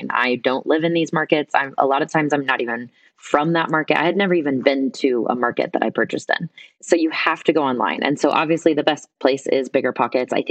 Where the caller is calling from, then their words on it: Guatemala; Right now, I'm calling in from Guatemala.